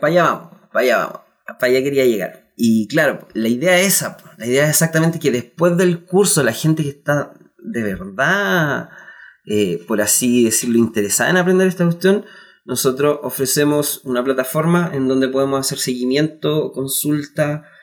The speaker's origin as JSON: {"language": "Spanish", "town": "Concepción", "region": "Biobío", "country": "Chile", "said": "nosotros somos de Conce, somos un grupo de cuatro amigos"}